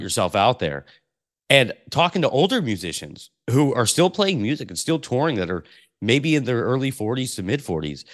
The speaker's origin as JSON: {"language": "English", "town": "Portland", "region": "Oregon", "country": "United States", "tie": "born or raised there", "said": "I grew up in Portland, Oregon"}